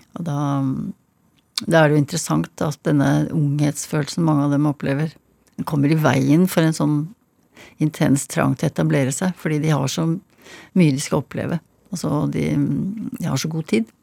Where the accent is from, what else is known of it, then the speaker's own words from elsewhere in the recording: Hønefoss, Buskerud, Norway; Jeg vokste opp i Hønefoss.